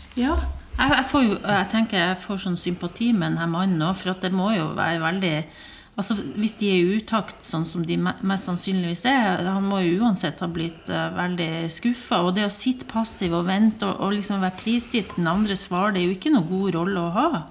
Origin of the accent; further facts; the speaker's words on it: Bodø, Nordland, Norway; historie fra Bodø når jeg vokste opp eh, på 80-tallet